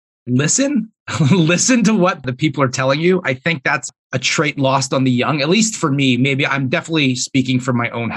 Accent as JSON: {"language": "English", "town": "Edmonton", "region": "Alberta", "country": "Canada", "tie": "born or raised there", "said": "So I'm born and raised in Edmonton. I still live here."}